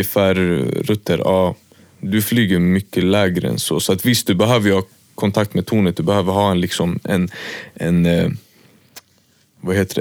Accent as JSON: {"language": "Swedish", "town": "Märsta", "region": "Stockholm County", "country": "Sweden", "also_born_or_lived": "Västerås", "said": "typ över sommaren när jag hade tid, då var jag hemma i Märsta"}